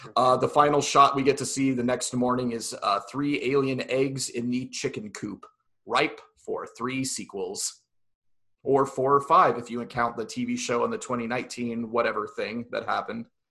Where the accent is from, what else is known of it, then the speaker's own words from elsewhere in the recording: southeast Kansas, United States; also born or lived in Hutchinson, Kansas / Emporia, Kansas; the smaller town and very far southeast Kansas that I grew up